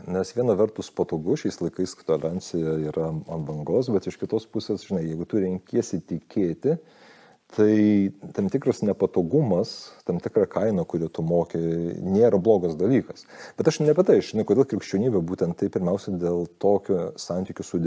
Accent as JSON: {"language": "Lithuanian", "country": "Lithuania", "also_born_or_lived": "United States", "said": "kaip lietuvis"}